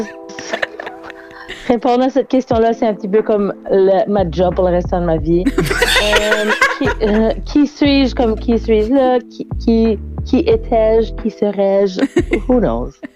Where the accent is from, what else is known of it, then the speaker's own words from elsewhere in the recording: Halifax, Nova Scotia, Canada; moved away as an adult; now in Moncton, Canada; moi, je suis originaire d'Halifax, puis j'ai vécu là pendant les 30 euh, premières années de ma vie, 31 premières années de ma vie